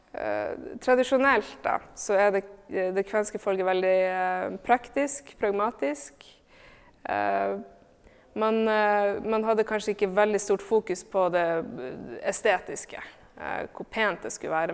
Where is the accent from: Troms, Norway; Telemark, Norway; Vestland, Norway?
Troms, Norway; Tromsø; moved away; also born or lived in Oslo; jeg er født og oppvokst i Tromsø